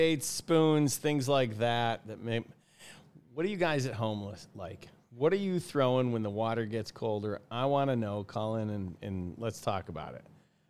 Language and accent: English; Syracuse, New York, United States; now in Los Angeles, United States; I grew up in Syracuse, New York, and I moved to Los Angeles for a reason.